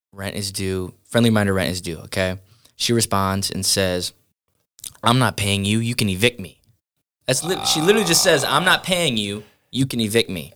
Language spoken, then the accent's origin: English; Sandusky, Ohio, United States; also born or lived in Norwalk, Ohio; Growing up, I grew up in Sandusky, Ohio